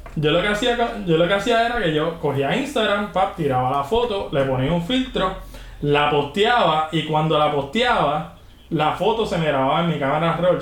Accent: Juncos, Puerto Rico; also born or lived in Canóvanas / California; yo soy de Junco, o sea, yo soy del campo entre Junco y, cano, y Campo, campo, campo

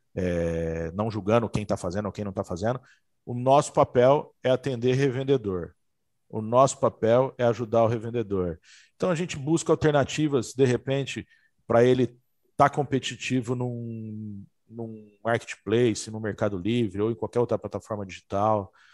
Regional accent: São José do Rio Preto, São Paulo, Brazil; also born or lived in Santa Catarina; eu sou de Rio Preto, sou de São José do Rio Preto, estava morando em Santa Catarina e acreditei que para o meu negócio, seria muito melhor eu voltar para minhas raízes

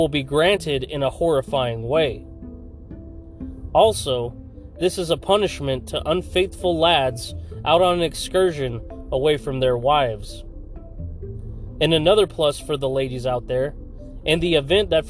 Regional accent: Fresno, California, United States; right here in Fresno, California, my hometown

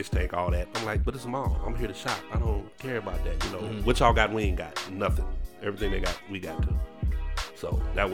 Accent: United States; I'm from America.

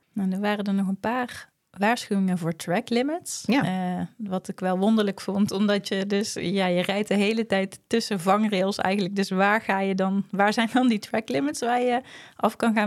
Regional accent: Netherlands; omdat wij uit Nederland komen

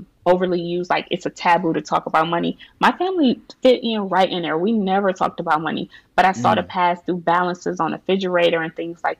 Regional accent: Cleveland, Ohio, United States; My family, we are from Cleveland, Ohio. We didn't have much. Everybody surrounding me growing up was from public assistance

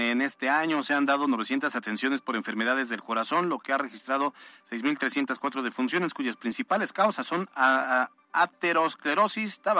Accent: Mexico; no es lo que queremos como mexicanos necesariamente.

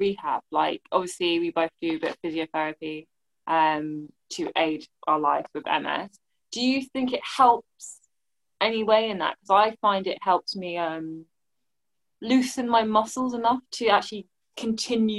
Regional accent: England, United Kingdom; I'm English

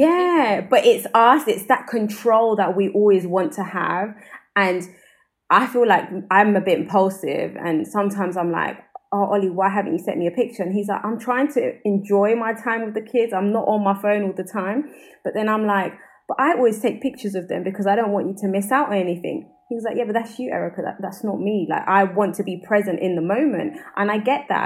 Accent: London, United Kingdom; accent: South London; i'm from brixton

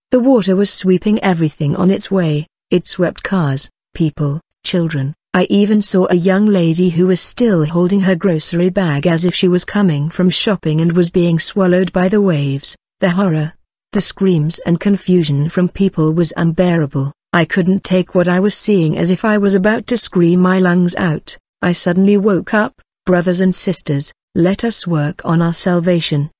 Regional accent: KwaZulu-Natal, South Africa; I'm from South Africa, in the province of KwaZulu-Natal.

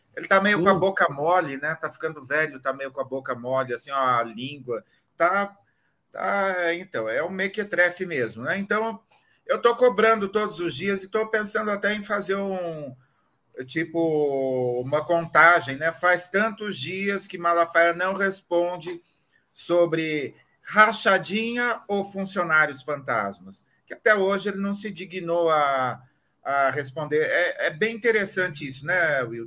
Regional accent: Marília, São Paulo, Brazil; Eu sou de Marília

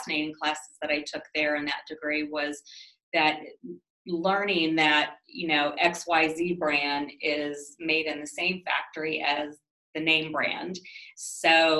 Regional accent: Hilliard, Ohio, United States; I grew up in Hilliard, Ohio, and graduated high school in 1985

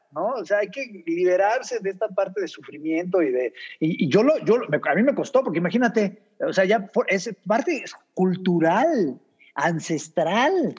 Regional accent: Mexico; somos mexicanos

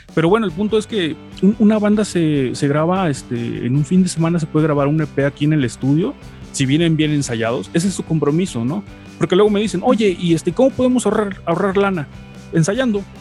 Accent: Veracruz, Mexico; now in Puebla, Mexico; yo llevo en Puebla este, viviendo ya bastantes años, este, aunque no soy de acá, soy de Veracruz

